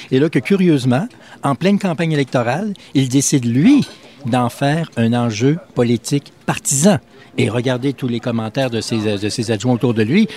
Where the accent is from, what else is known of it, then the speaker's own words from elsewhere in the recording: Quebec, Canada; j'adore mon coin de pays